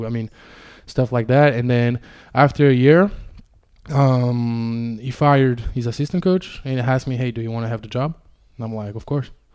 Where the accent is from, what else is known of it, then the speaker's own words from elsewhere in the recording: Ardennes, Wallonia, Belgium; also born or lived in Romania; I spent all my childhood in the, in the Ardennes